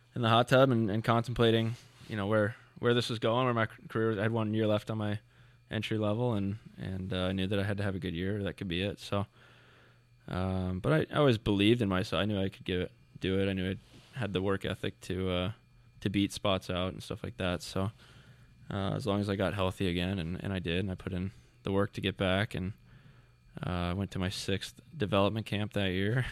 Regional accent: Plano, Texas, United States; born or raised there; moved away

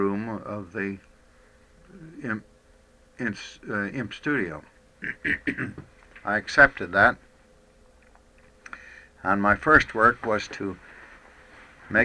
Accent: DeLand, Florida, United States; moved away as an adult; also born or lived in Stamford, Connecticut; from Deland, Florida, which is what I consider my home

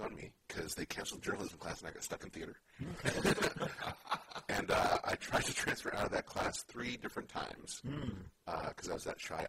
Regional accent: Oakland, California, United States; I was born and raised in Oakland.

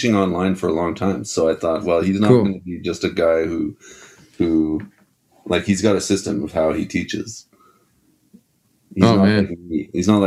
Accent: Ottawa, Ontario, Canada; also born or lived in Quebec City, Quebec; I grew up in Ottawa

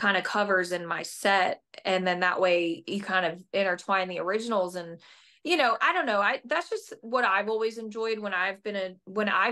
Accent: Delaware County, Pennsylvania, United States; moved away as an adult; now in Nashville, United States; I grew up in Phil, you know, right outside of Philadelphia

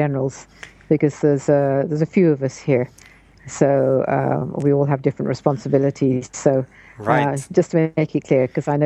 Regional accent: United Kingdom; moved away; also born or lived in London; I'm originally a Brit. I'm now a dual citizen, American as well as British

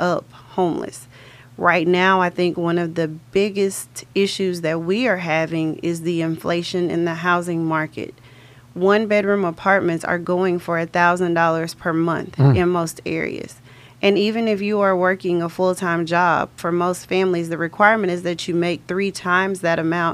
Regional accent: Conroe, Texas, United States; I was born and raised in Conroe and I've been there my entire life

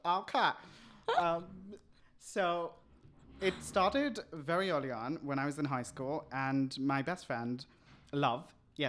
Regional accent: India; now in Canada; I came to Canada from Bombay.

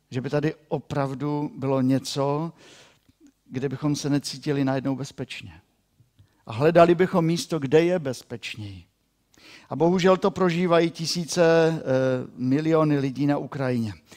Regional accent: Moravian-Silesian Region, Czechia; pro nás, Šlunzokův

